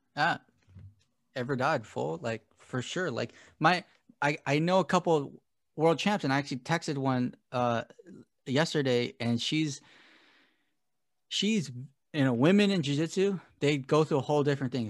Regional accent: United States; I'm an American

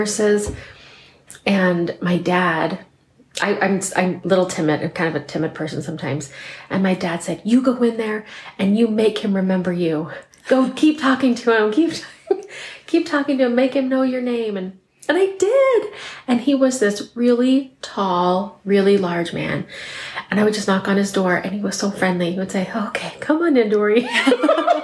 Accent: Spokane Valley, Washington, United States; I was born and raised right here in Spokane Valley

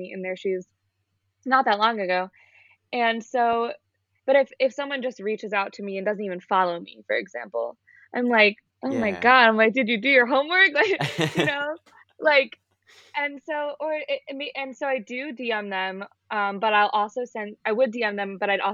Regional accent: Long Island, New York, United States; moved away as an adult; now in Boston, United States; I'm from Long Island, which is outside of the city

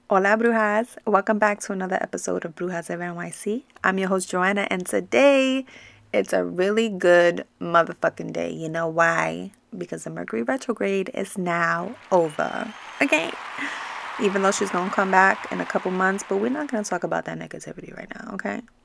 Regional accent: New York, United States; growing up in New York and having Latino parents

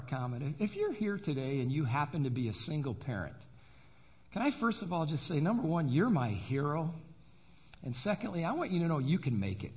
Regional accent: Adrian, Michigan, United States; I was born and raised in Adrian, Michigan

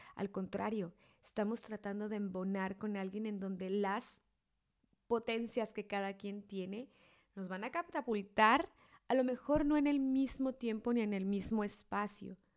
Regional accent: Mexico; mi esposo y yo somos mexicanos los dos, entonces somos de la misma cultura, somos del mismo estado, somos de la misma ciudad

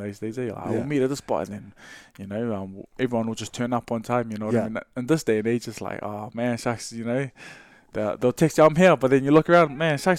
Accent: Auckland, New Zealand; I grew up in Avondale, born and bred over here. I lived at down Riversdale Road.

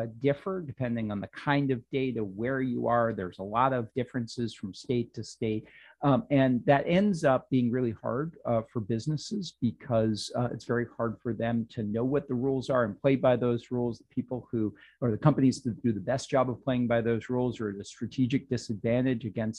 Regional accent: Worcester County, Massachusetts, United States; I grew up in Worcester County

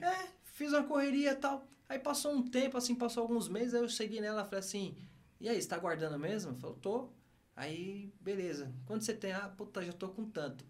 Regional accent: São Paulo, Brazil; moved away; eu amo meu bairro, mano, não onde eu nasci

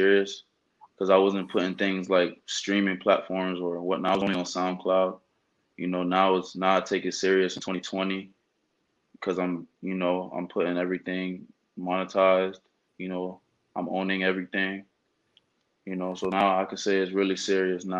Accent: Fort Lauderdale, Florida, United States; now in Orlando, United States; I did it in Fort Lauderdale, Florida. That's my hometown. That's where I'm from

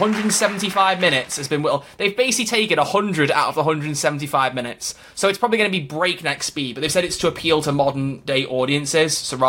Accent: Yorkshire and the Humber, United Kingdom; I don't know why I'm from Yorkshire.

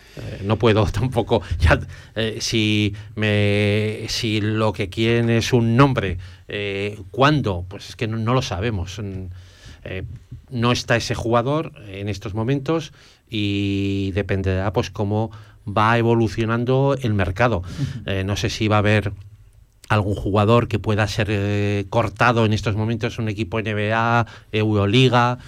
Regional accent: Zaragoza, Aragon, Spain; yo como zaragozano

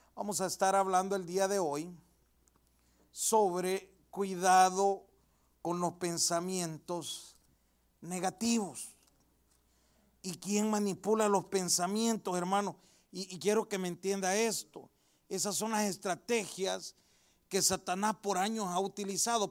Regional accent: El Salvador; mi país, yo soy del Salvador

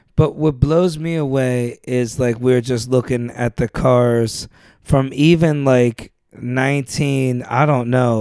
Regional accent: Youngstown, Ohio, United States; moved away; I never left Ohio.

